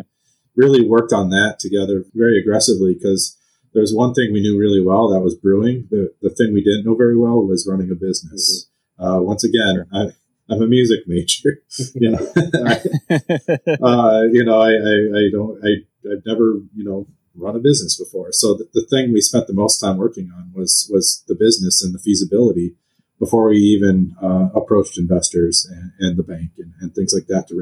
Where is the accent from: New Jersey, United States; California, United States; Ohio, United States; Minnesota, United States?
Minnesota, United States; St. Louis Park; also born or lived in Duluth, Minnesota; I grew up in just outside of Minneapolis in St. Louis Park